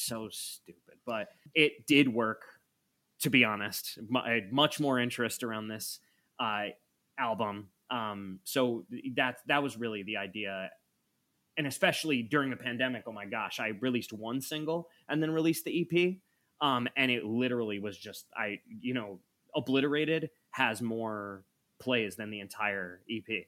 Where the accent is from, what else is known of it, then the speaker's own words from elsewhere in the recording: Hudson, New York, United States; moved away as an adult; also born or lived in Albany, New York; now in Los Angeles, United States; I grew up in Hudson. Generations of my family grew up in Hudson